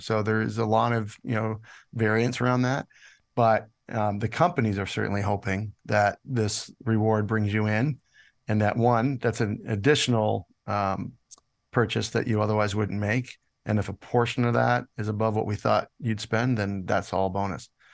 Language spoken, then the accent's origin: English; Canada; moved away as an adult; also born or lived in United States; I'm Canadian, and I've, I've been here most of my life, but I was in the States for about seven years